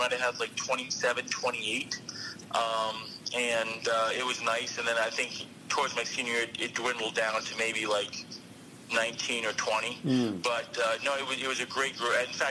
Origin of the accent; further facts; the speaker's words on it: Florida, United States; moved away as an adult; also born or lived in Michigan; now in Shasta County, United States; I grew up in Florida